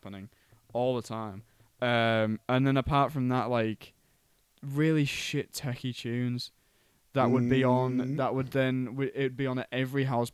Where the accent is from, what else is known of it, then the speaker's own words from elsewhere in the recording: Cottingham, Yorkshire and the Humber, United Kingdom; there's a pub in my hometown called Tiger